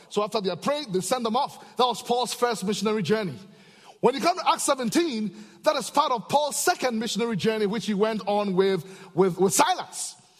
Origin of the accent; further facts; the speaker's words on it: Ghana; back in Africa, I'm from Ghana, West Africa